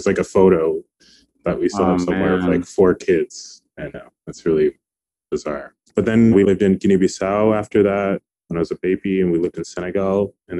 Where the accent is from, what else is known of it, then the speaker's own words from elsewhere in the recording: Niamey, Niger; born there; So I was born in Niger in West Africa, for people who don't know. I was born in Niamey, the capital, and I was adopted.